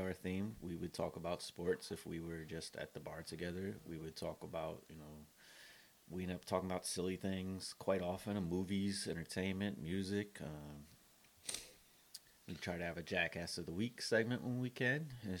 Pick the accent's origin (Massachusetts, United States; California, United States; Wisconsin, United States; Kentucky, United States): California, United States; Compton; also born or lived in Columbia; it was us growing up in Columbia and Compton, California, straight out of Compton.